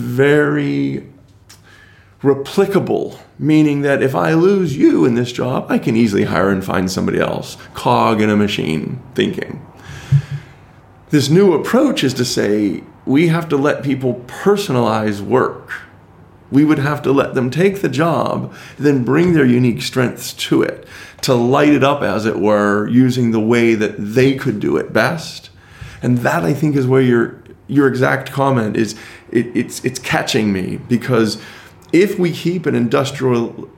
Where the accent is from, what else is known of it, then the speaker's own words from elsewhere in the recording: United States; as an American